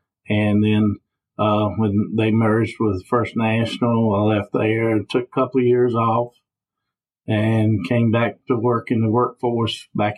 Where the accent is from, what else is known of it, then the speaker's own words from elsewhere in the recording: Ringgold, Virginia, United States; I have lived my whole life in the Dan River District, Ringgold community, born and raised in the Mountain Hill area. And then when I was a little bit, about 7 or 8, we moved on to a tobacco farm over on Kentuck Road. And we spent about 10 years over there.